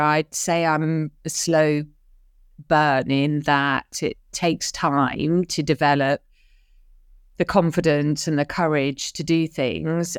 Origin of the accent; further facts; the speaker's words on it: London, United Kingdom; also born or lived in Dar es Salaam, Tanzania; I was born in North London, an early P suburb to a working class parents.